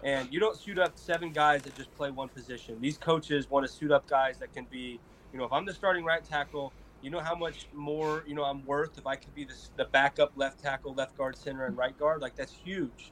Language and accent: English; Colorado, United States; I grew up in Colorado